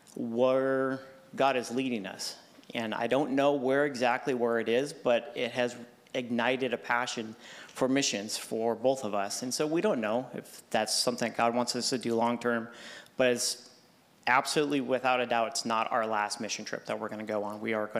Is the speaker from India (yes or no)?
no; Cameroon; So, I was born and raised in Cameroon, Africa. My parents were missionaries overseas. My grandparents were missionaries overseas.